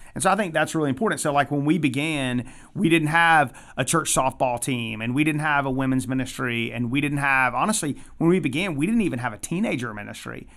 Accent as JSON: {"language": "English", "town": "Atlanta", "region": "Georgia", "country": "United States", "tie": "born or raised there", "lives_now": "Athens, United States", "said": "I grew up in Metro Atlanta"}